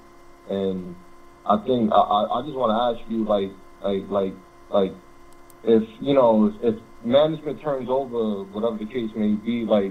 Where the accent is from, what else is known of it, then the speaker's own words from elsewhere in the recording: New York City, New York, United States; I'm from the Bronx.